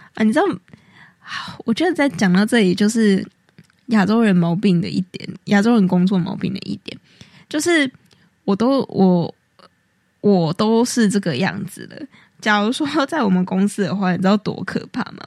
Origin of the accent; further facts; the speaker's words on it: Taiwan; moved away as an adult; now in New York, United States; 身为台湾人呢，我就想说， 这个我们在路上到处都有人在煮这个东西， 然后我们也基本上是从小喝到大的